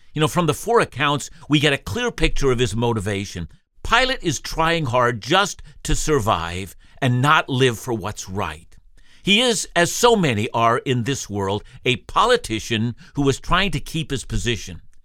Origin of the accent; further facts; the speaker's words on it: Canada; when I was a boy growing up in the Canadian school system